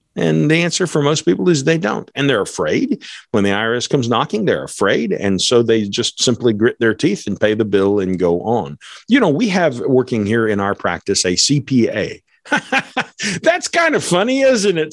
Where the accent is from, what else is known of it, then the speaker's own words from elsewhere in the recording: United States; I'm not a European American, I'm an American